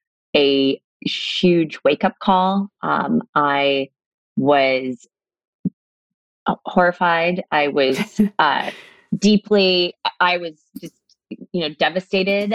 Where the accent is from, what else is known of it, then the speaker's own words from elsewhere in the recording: La Mesa, California, United States; moved away as an adult; also born or lived in Laguna Beach, California; I grew up in La Mesa, and was born and raised there